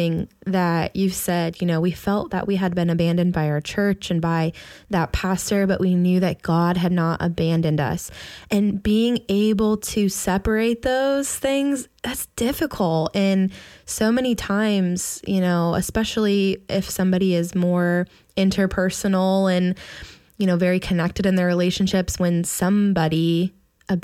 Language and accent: English; Midwest, United States; now in Pittsburgh, United States; I'm from the Midwest